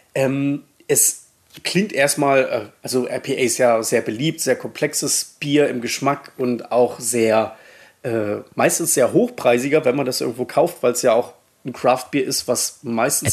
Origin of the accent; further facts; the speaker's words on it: Saxony-Anhalt, Germany; moved away as an adult; also born or lived in Baden-Württemberg / Middle Franconia, Bavaria; wo ich herkomme in Sachsen-Anhalt, also gebürtig